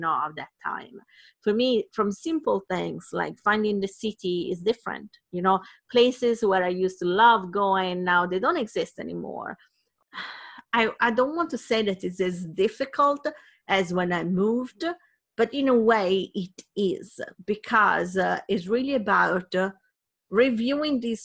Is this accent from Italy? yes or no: yes; Sardinia, Italy; I come from Sardinia, it's a small island, and in Italy